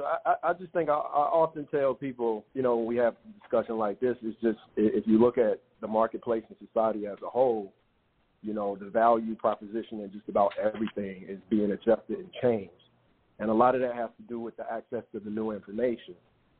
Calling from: Dallas, Texas, United States; I'm calling from Dallas.

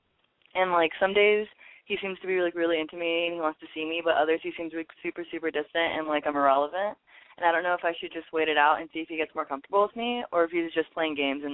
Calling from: Los Angeles, California, United States; I'm calling from Los Angeles, and I'm 19.

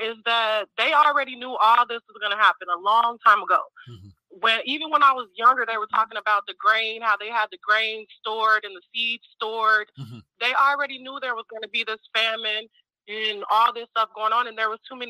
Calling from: Mexico; I'm calling from Mexico at the moment.

